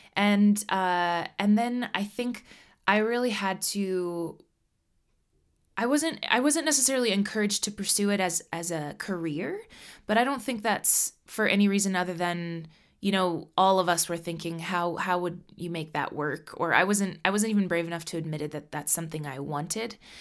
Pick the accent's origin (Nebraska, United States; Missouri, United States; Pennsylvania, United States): Nebraska, United States; also born or lived in Colorado; now in Minneapolis, United States; I am from Nebraska. My family are hard working Midwesterners.